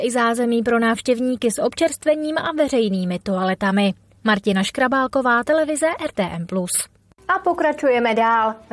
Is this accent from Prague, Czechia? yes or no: yes; Prague, Czechia; Jsem z Prahy a byla jsem poprvé.